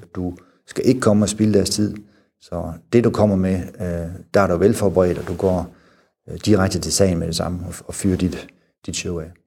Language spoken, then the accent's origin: Danish; Denmark; moved away; also born or lived in Germany